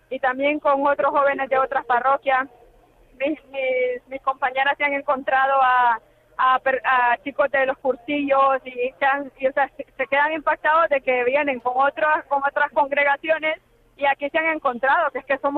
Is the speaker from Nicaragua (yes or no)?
yes; Nicaragua; born or raised there; now in Madrid, Spain